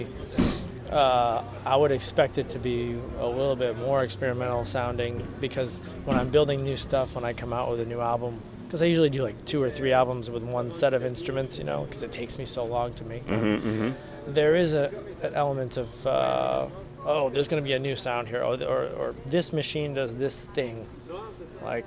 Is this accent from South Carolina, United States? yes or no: no; Boston, Massachusetts, United States; now in San Diego, United States; my hometown, which is in Boston, Massachusetts